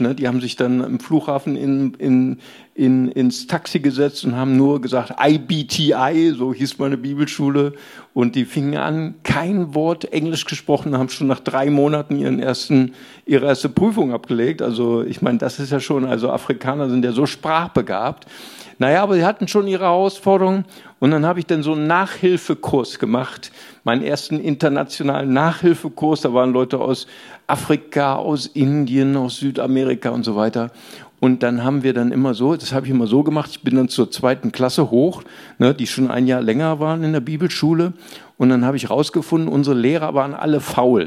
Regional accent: Germany; ich bin Deutscher

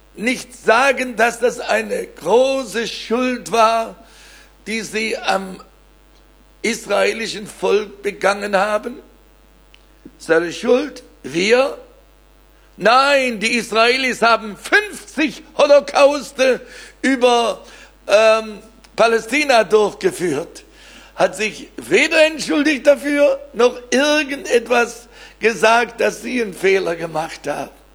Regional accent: Weiler, Baden-Württemberg, Germany; aus meinem Heimatdorf Weiler bei Blaubeuren

